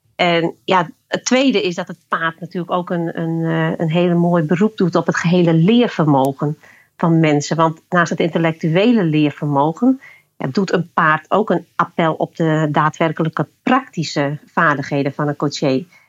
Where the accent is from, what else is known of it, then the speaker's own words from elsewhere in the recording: Friesland, Netherlands; ik kom uit Friesland.